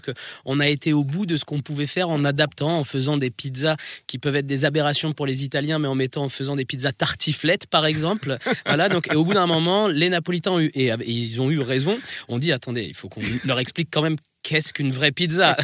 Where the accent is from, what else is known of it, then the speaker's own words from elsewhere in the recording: France; also born or lived in Italy; je suis rital. C'est-à-dire que j'ai un pied en France